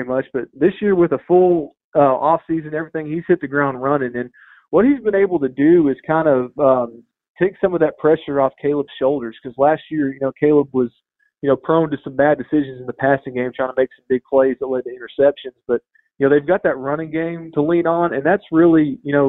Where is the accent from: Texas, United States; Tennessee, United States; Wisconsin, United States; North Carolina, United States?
Tennessee, United States; now in Louisiana, United States; I'm from Tennessee